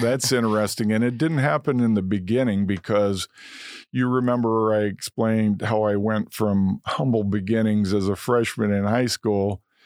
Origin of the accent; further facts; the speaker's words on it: Momence, Illinois, United States; also born or lived in Indiana; grew up in a romance, great town, great people